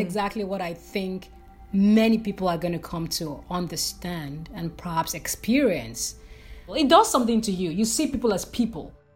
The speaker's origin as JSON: {"language": "English", "country": "Nigeria", "moved": "as an adult", "said": "as a Nigerian who moved abroad, there are a lot of issues in my country that led me to decide to, to move abroad"}